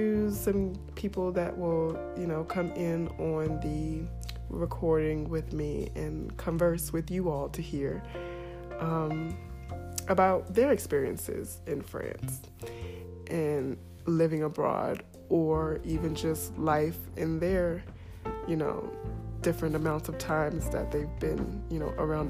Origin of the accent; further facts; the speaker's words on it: United States; moved away as an adult; I am from North America, the United States